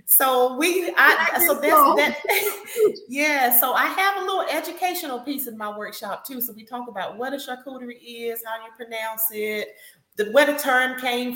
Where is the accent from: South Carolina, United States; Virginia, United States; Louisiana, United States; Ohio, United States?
South Carolina, United States; Newberry; born or raised there; now in Columbia, United States